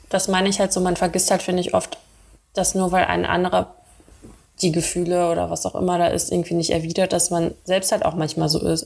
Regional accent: Dortmund, North Rhine-Westphalia, Germany; now in Cologne, Germany; in Dortmund bin ich aufgewachsen

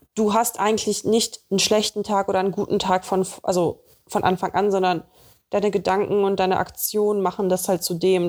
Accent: Russia; moved away; bei uns in Russland

